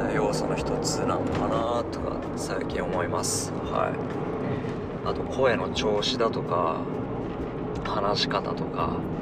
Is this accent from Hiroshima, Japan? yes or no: yes; Hiroshima, Japan; accent: Hiroshima dialect; 広島弁で、僕広島の人間なんですけど、広島弁で